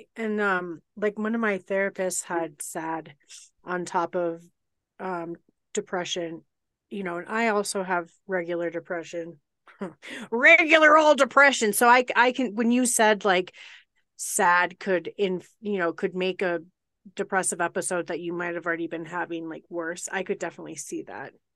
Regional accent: Colorado, United States; I grew up in Colorado

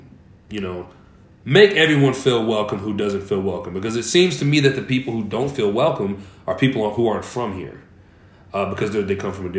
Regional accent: Kansas City, Missouri, United States; I grew up on Troost.

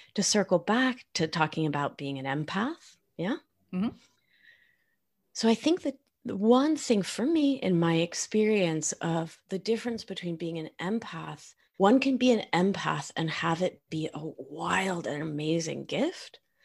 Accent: Argentina; English is a second language; I am from Argentina

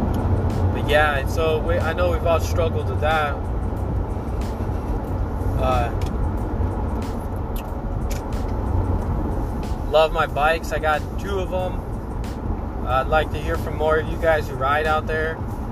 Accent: Anaheim, California, United States; moved away; Born and raised in Anaheim

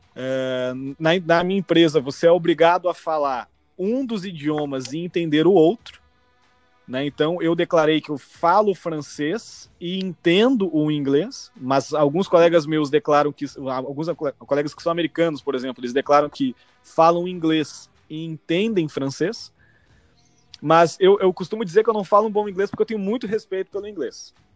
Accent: Brazil; first language Portuguese; now in Canada; nasci no Brasil, lógico, sou brasileiro, minha única nacionalidade

